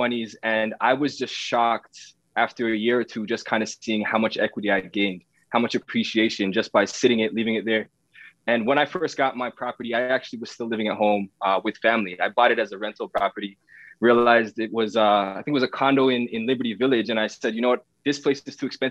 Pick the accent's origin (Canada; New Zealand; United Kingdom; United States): Canada; Toronto, Ontario; I was raised in the East Side, Scarborough area